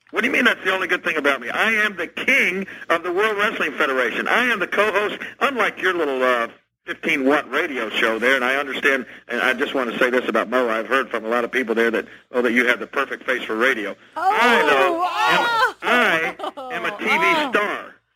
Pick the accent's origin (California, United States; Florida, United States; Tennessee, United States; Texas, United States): Tennessee, United States; my own state of Tennessee